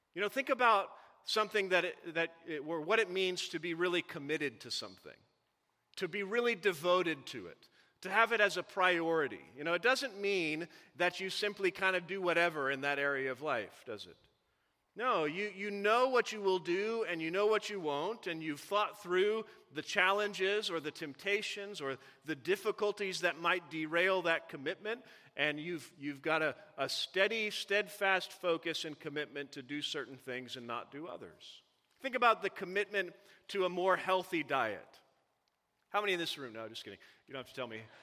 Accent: Missouri, United States; I, I grew up in Missouri.

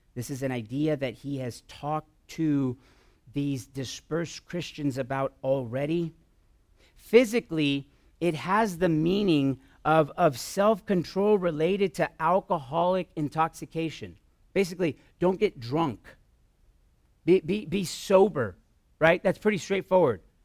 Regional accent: Southern California, United States; moved away; We're originally from Southern California for a few years

